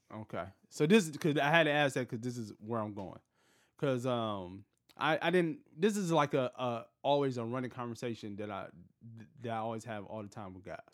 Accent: Detroit, Michigan, United States; moved away as an adult; now in Los Angeles, United States; I'm from Detroit, been here for such and such time

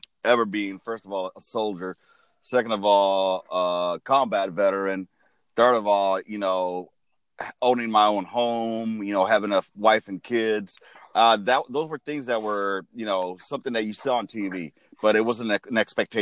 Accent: Los Angeles, California, United States; now in San Antonio, United States; I'm originally from Los Angeles, but live in San Antonio now in the great state of Texas

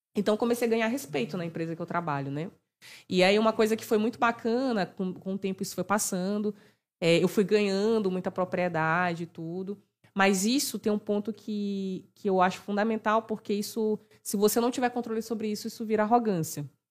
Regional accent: Maranhão, Brazil; Maranhão é saliente

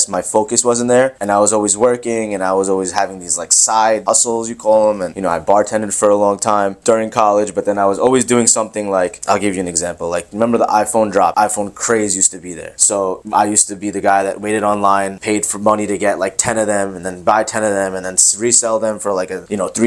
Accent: Long Island, New York, United States; also born or lived in Queens, New York; I'm from Queens, New York originally. So my parents had that dream early and I came to Long Island when I was one. We moved here

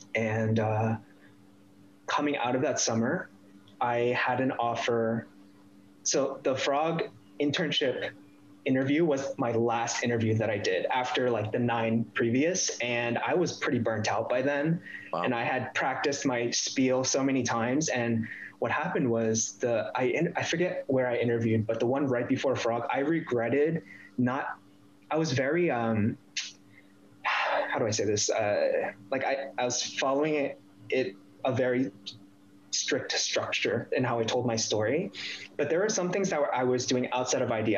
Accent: DC area, Northern Virginia, United States; moved away as an adult; also born or lived in San Francisco, United States; now in Toronto, Canada; I was born in Northern Virginia, DC area

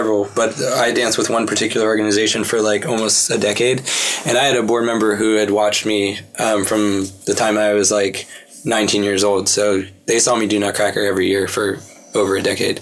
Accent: Pittsburgh, Pennsylvania, United States; I grew up in Pittsburgh

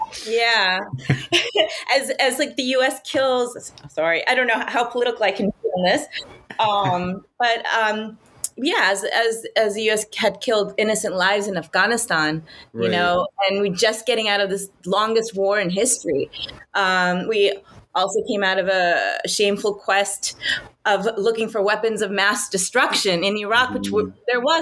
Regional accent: New York, United States; I was born and raised in New York. My family's from India

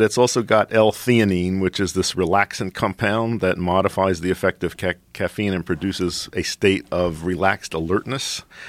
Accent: Philadelphia, Pennsylvania, United States; I grew up in Philadelphia.

